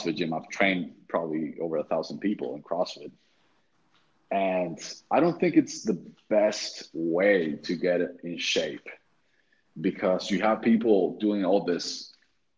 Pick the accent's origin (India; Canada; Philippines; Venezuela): Venezuela; moved away as an adult; also born or lived in Texas; then I moved back to Venezuela, which is my home country